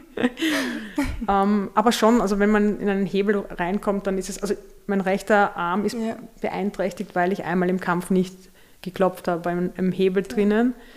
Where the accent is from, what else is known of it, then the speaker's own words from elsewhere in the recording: Vienna, Austria; wir sind in der Nähe des Augarten aufgewachsen